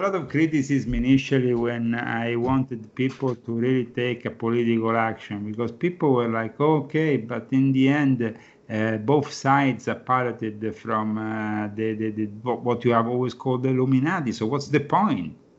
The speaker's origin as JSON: {"language": "English", "town": "Rome", "region": "Lazio", "country": "Italy", "moved": "as an adult", "said": "I'm from Rome"}